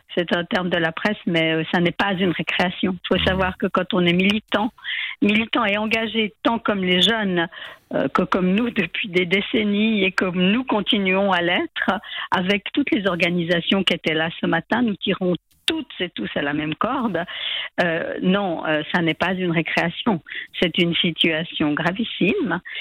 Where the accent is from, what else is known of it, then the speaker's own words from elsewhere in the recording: Geneva, Switzerland; À Genève, puisque je suis genevoise